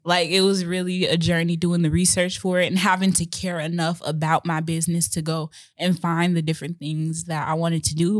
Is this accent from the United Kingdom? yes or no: no; Chicago, Illinois, United States; I grew up, my dad was in and out, and I grew up in Chicago, Illinois, so most of my childhood was very hectic